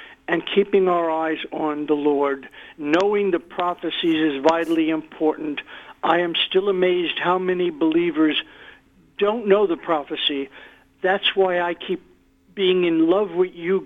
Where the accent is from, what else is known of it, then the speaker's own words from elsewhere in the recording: New York, United States; I was born and raised in New York.